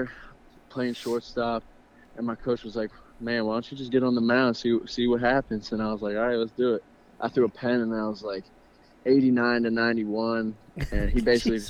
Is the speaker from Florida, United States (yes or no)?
no; Gaithersburg, Maryland, United States; I'm from Gaithersburg, Maryland.